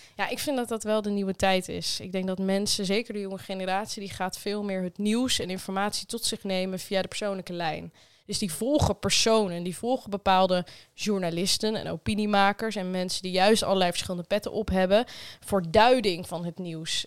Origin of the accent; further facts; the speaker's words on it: Netherlands; we Nederlanders